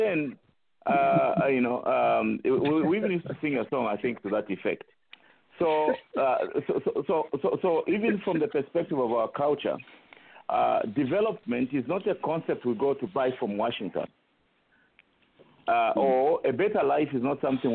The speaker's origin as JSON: {"language": "English", "country": "Zambia", "tie": "born or raised there", "said": "those of us who were growing up on the Copper Belt or in Zambia in the 90s"}